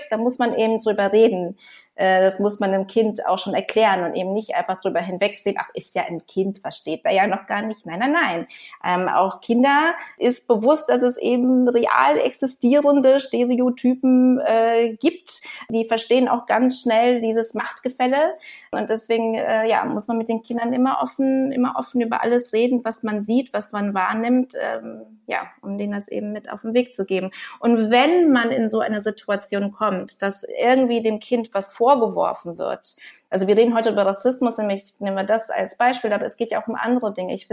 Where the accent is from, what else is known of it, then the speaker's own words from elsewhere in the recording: Canada; also born or lived in Brazil; Ich bin teilweise in Kanada aufgewachsen